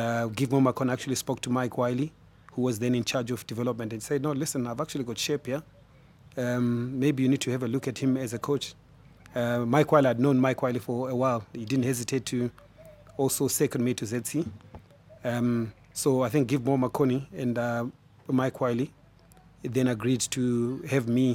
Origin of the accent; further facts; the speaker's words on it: Harare, Zimbabwe; I grew up in Highfield.